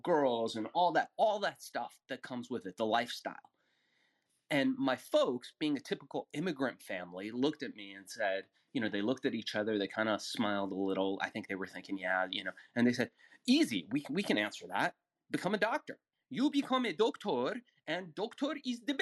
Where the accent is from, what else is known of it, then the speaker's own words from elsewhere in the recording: Los Angeles, California, United States; English is a second language; also born or lived in Iran; as I grew up in Los Angeles, I noticed all this wealth growing all around me